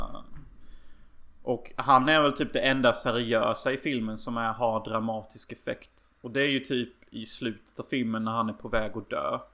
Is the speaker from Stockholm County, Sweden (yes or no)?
no; Unnaryd, Halland County, Sweden; jag och min bror faktiskt lekte förr i tiden i Unnaryd. Som typ ser ut som Lillköping nästan gör. Eh, så där jag växte upp